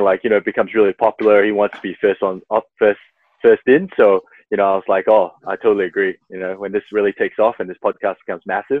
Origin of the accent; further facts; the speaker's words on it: Perth, Western Australia, Australia; also born or lived in Singapore; So I was born in Singapore and I came to Perth when I was around 8-9 years old.